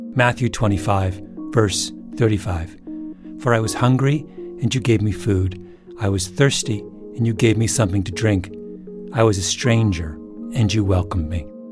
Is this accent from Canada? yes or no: yes; Elmira, Ontario, Canada; moved away; Elmira, the little town where I grew up.